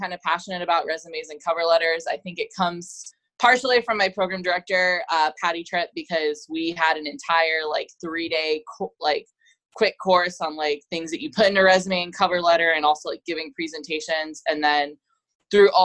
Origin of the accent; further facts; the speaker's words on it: Florida, United States; moved away as an adult; also born or lived in Houston, Texas / Huntsville, Texas; I am actually originally from Florida